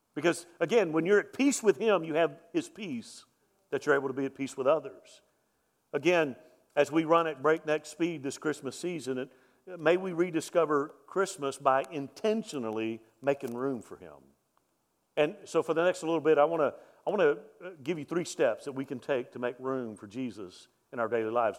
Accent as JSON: {"language": "English", "town": "Mobile", "region": "Alabama", "country": "United States", "tie": "born or raised there", "moved": "yes", "said": "I grew up in Mobile"}